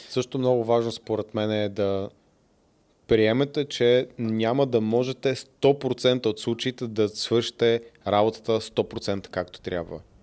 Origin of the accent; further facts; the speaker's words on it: Bulgaria; съм от България